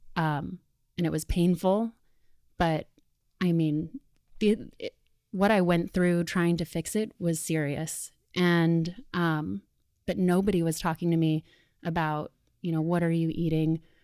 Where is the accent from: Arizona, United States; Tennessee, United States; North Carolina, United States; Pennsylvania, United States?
Arizona, United States; Sedona; moved away as an adult; now in New York, United States; Danielle and I grew up together in Sedona, Arizona